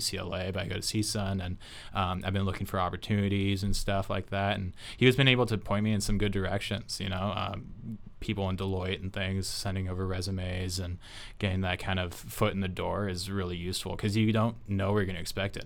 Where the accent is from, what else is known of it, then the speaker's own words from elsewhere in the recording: Orange County, California, United States; I'm from Orange County originally